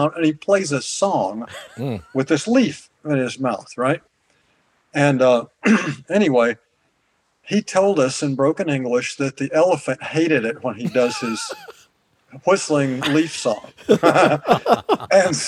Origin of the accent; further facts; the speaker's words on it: the South, United States; moved away; I grew up in the South